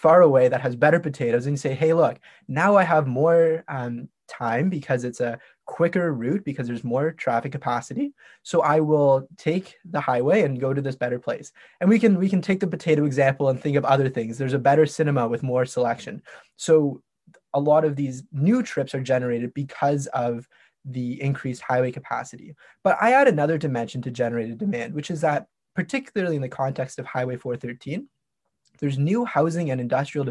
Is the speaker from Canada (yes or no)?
yes; Toronto, Ontario, Canada; I'm from Toronto